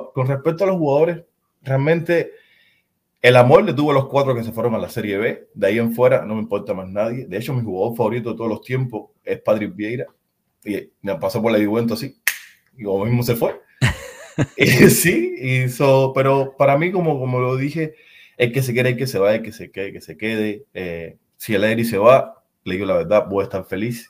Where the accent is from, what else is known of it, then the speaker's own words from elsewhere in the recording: Cuba; now in San Diego, United States; En los años 90 en mi país era imposible ver el fútbol